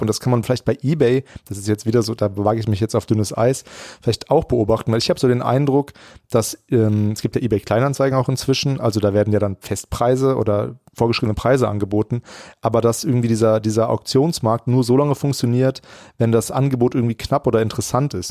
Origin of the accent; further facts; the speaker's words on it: Germany; also born or lived in Bielefeld; als Deutscher